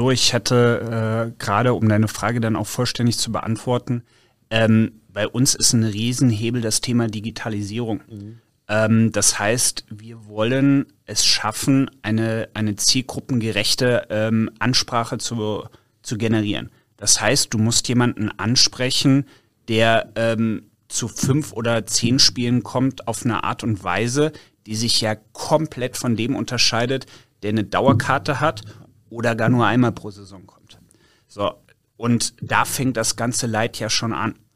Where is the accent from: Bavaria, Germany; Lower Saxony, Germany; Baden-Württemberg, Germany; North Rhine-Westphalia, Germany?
North Rhine-Westphalia, Germany; Cologne; Ja, komm, komm aus Köln